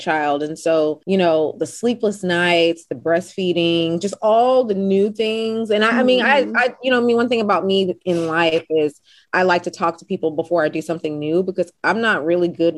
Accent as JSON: {"language": "English", "town": "Houston", "region": "Texas", "country": "United States", "tie": "born or raised there", "said": "Born and bred in Houston, Texas."}